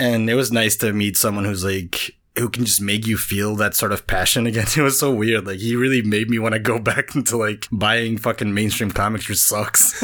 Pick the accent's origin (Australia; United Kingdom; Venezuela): Venezuela; English is a second language; moved away as an adult; now in United States; I was born in Venezuela. I grew up there. That's where I'm from. I moved to the U S in twenty ten. I was twenty-one